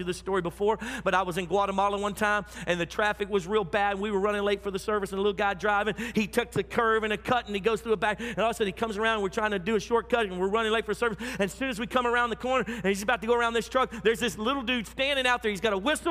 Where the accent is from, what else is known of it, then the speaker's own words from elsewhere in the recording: United States; I'm American.